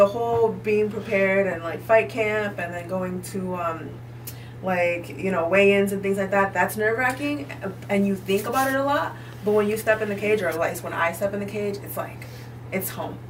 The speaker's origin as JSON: {"language": "English", "town": "Boston", "region": "Massachusetts", "country": "United States", "said": "because I'm from Boston, right?"}